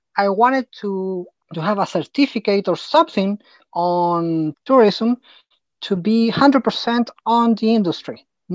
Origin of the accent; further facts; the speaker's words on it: Santiago, Santiago Metropolitan Region, Chile; also born or lived in Patagonia; right now I'm in my hometown in Santiago de Chile during this quarantine.